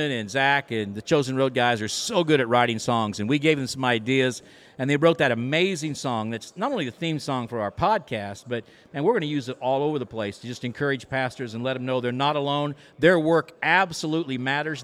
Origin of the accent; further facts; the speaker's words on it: rural Kansas, United States; we are from rural Kansas